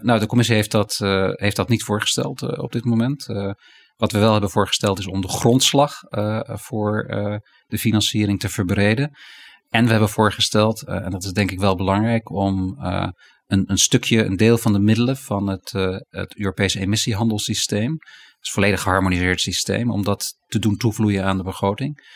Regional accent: Netherlands; wij Nederlanders

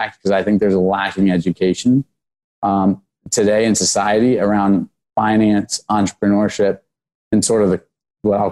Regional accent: Snellville, Georgia, United States; also born or lived in Washington, D.C.; I was born in Washington, D.C. I grew up in Snellville, Georgia

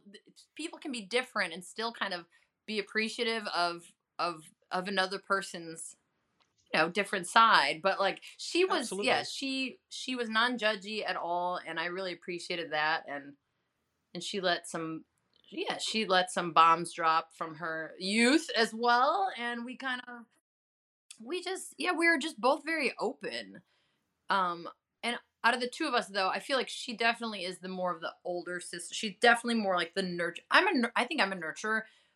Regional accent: Chicago, Illinois, United States; accent: Chicago; also born or lived in Los Angeles; now in Queens, United States; My Chicago accent, thankfully, has gone a little away, but it comes out when I'm drinking. But it's mellowed out back in L.A. But now I'm in Queens, New York, so I sound like a, oh, my God.

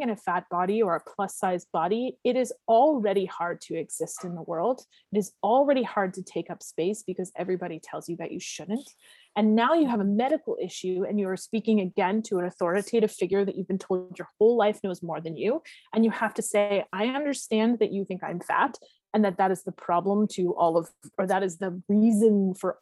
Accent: the Maritimes, Canada; now in Hamilton, Canada; I'm from the Maritimes. My sisters are my best friends. I miss the Maritimes. I haven't been home since COVID.

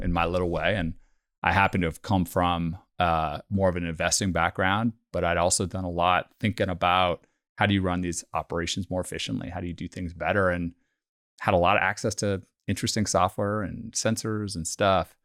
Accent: Bay Area, California, United States; also born or lived in London; growing up in the Bay Area

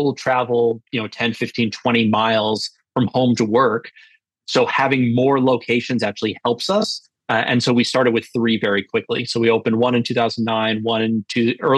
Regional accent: Northeast, United States; also born or lived in Alabama; now in Cape Cod, Massachusetts, United States; I am from the Northeast

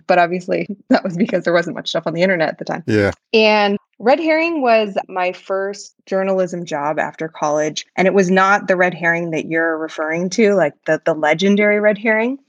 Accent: Palo Alto, California, United States; I grew up in Palo Alto

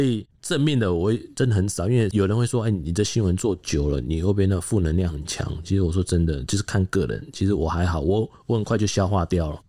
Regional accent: Taiwan; 我们台湾警察

